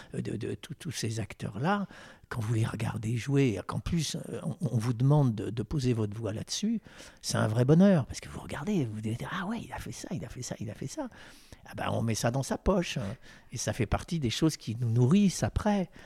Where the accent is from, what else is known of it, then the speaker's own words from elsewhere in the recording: Versailles, Île-de-France, France; je suis né à Versailles